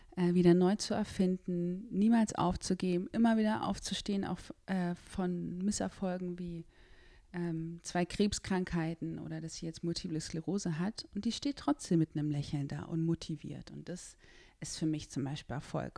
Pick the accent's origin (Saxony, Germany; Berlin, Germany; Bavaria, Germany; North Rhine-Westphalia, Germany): Berlin, Germany; ich bin in Berlin geboren